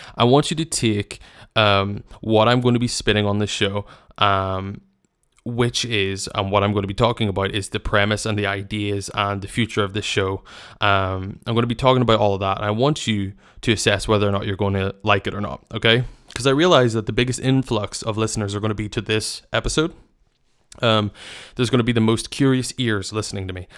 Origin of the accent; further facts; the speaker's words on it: Northern Ireland, United Kingdom; I come from Northern Ireland, as I've mentioned, and it's a very small country where we defeat ourselves a lot